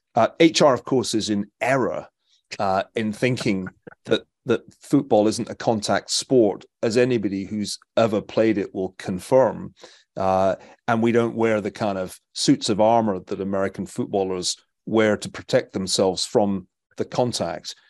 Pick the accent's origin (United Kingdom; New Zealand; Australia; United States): United Kingdom; Scotland; as a Scotsman